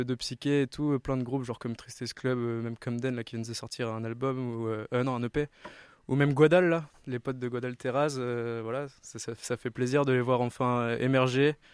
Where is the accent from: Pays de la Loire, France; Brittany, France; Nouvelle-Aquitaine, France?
Brittany, France; Rennes; on a tous grandi, on est tous de Rennes à la base